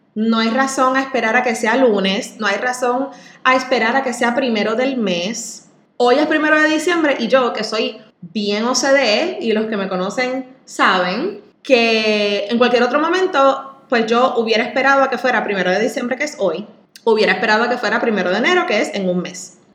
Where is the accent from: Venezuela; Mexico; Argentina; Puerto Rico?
Puerto Rico; así somos los boricuas